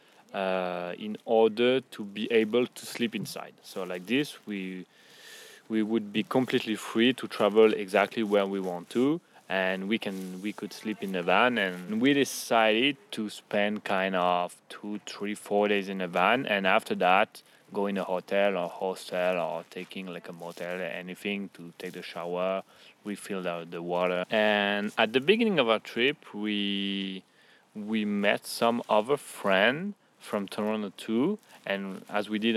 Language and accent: English; France; also born or lived in Strasbourg; We are both coming from France